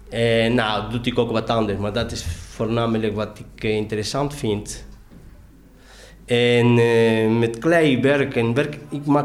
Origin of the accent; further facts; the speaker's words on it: Argentina; now in Netherlands; Ik kwam met mijn zomerskleding van Argentinië.